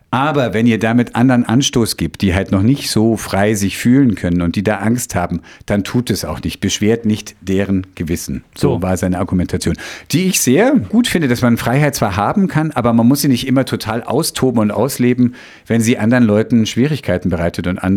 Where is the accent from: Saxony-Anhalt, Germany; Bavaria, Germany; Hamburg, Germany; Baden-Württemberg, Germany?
Bavaria, Germany; ich dachte mir, nun bin ich schon in Bayern aufgewachsen, habe aber leider kein Wort verstanden.